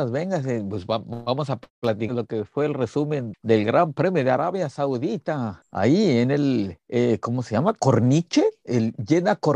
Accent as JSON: {"language": "Spanish", "town": "Guadalajara", "region": "Jalisco", "country": "Mexico", "said": "Somos de Guadalajara"}